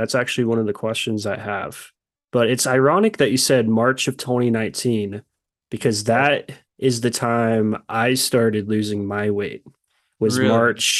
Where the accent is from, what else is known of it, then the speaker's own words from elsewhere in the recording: Kansas, United States; I'm from Kansas